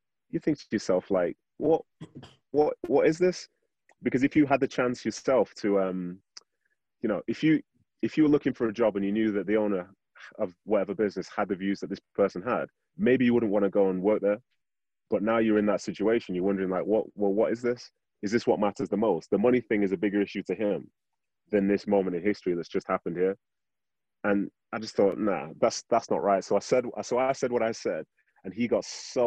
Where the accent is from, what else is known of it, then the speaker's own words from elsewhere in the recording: Manchester, North West England, United Kingdom; moved away as an adult; also born or lived in Nigeria / Salt Lake City, United States; now in United States; I was born in Nigeria. Went to Manchester in the early 90s